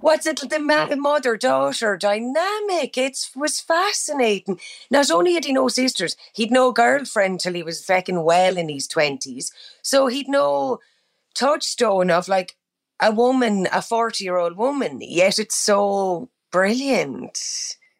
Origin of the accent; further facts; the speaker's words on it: Ireland; accent: Irish; moved away as an adult; now in United States; I love going back to Ireland and I love acting in my own accent as well